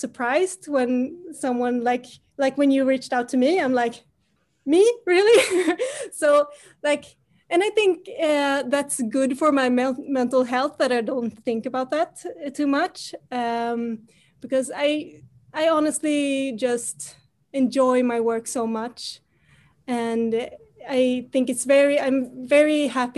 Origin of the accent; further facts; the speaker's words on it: Sweden; I grew up here in Sweden and I grew up with Melodifestivalen